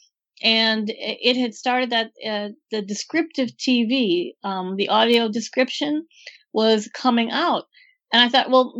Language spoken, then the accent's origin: English; Green Bay, Wisconsin, United States; moved away as an adult; also born or lived in Miami; I was born and raised in Green Bay, Wisconsin with the Packers